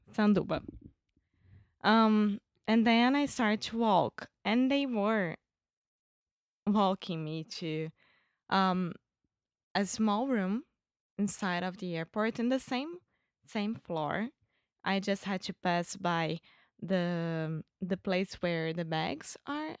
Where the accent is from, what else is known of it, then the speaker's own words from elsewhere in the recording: Rio de Janeiro, Brazil; English is a second language; I'm Brazilian from Rio de Janeiro.